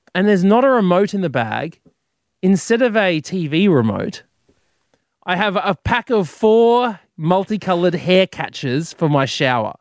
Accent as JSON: {"language": "English", "region": "Queensland", "country": "Australia", "tie": "born or raised there", "said": "Growing up in Queensland"}